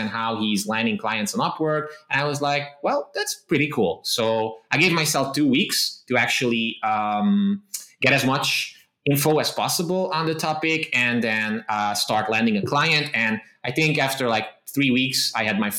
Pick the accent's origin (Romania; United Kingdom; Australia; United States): Romania; Transylvania; English is a second language; I was basically born and raised in the Transylvania region of Romania.